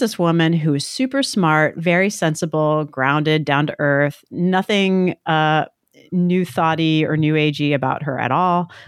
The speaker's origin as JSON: {"language": "English", "region": "New Jersey", "country": "United States", "tie": "born or raised there", "said": "growing up in New Jersey"}